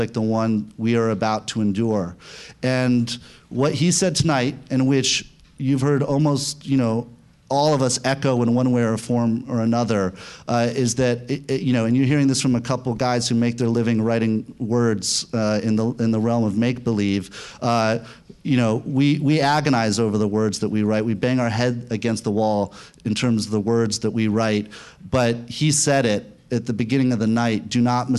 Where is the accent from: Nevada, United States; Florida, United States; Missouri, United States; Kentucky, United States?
Missouri, United States; St. Louis; moved away; I'm from St. Louis, Missouri. That's where I went for the holidays